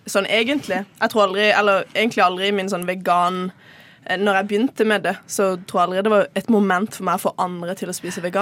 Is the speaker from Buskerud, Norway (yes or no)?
no; Kristiansand, Agder, Norway; moved away as an adult; now in Oslo, Norway; kommer fra Kristiansand, men har bodd i Oslo de siste to årene. jeg er 22 år gammel